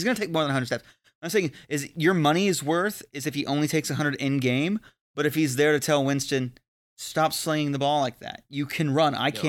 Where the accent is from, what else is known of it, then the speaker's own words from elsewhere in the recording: New Zealand; I'm also an All Blacks fan, but of course I am. I'm a Kiwi.